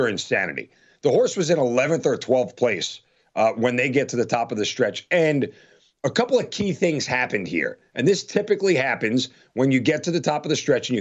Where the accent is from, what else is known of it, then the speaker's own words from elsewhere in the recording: Long Island, New York, United States; I grew up in Long Island, New York, about a mile and a half away from Belmont Park.